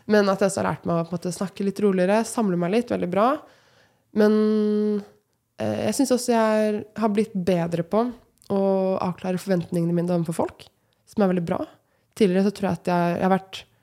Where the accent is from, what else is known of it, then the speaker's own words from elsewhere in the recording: Moss, Østfold, Norway; Og jeg kommer jo personlig fra Moss, veldig glad i Moss